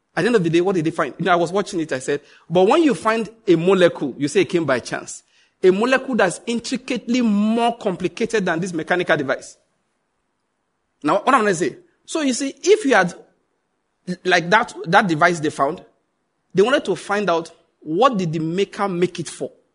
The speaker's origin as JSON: {"language": "English", "country": "Nigeria", "said": "I'm a white man trapped in the Nigerian skin."}